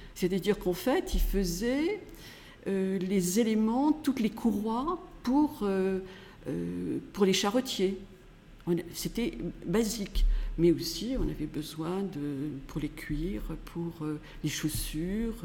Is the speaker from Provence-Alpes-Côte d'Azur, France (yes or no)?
yes; Grasse, Provence-Alpes-Côte d'Azur, France; je suis née à Grasse, dans le quartier Saint-Jean, tout près d'ici, en, en, 1947